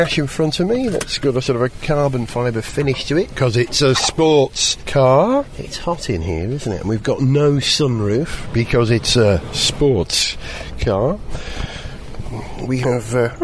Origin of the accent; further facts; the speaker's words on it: Wales, United Kingdom; being a Welshman.